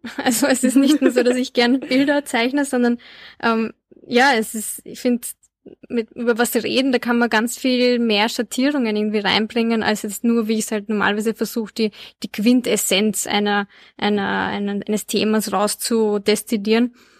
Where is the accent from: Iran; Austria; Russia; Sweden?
Austria; Linz, Upper Austria; Ich bin nämlich in Linz aufgewachsen